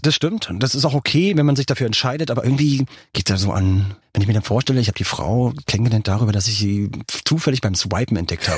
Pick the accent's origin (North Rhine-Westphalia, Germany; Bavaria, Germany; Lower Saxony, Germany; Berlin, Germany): Berlin, Germany; Berlin war natürlich klar, meine Heimatstadt